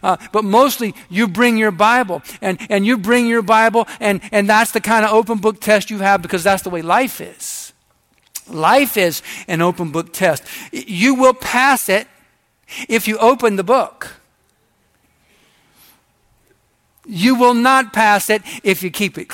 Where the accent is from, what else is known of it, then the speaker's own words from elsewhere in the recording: United States; I'm an American.